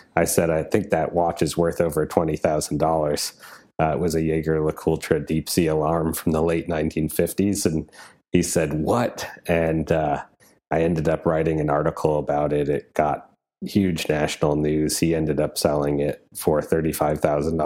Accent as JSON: {"language": "English", "region": "Wisconsin", "country": "United States", "said": "I'm from Wisconsin"}